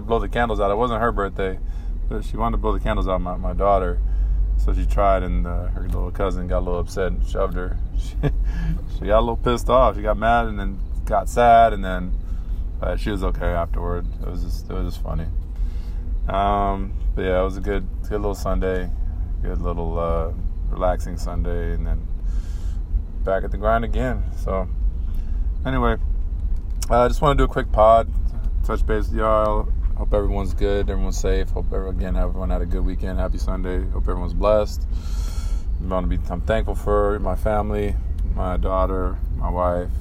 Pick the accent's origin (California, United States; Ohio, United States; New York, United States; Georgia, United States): California, United States; San Diego; we're from San Diego, California